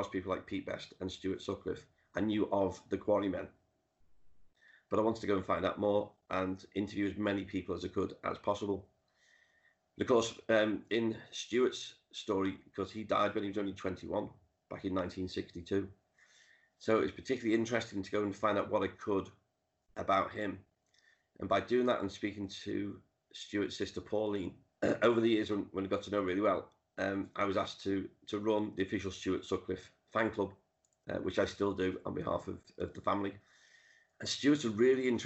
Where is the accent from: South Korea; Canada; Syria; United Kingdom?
United Kingdom; Liverpool, North West England; I grew up in the Dingle where Ringo's from, went to the school that he went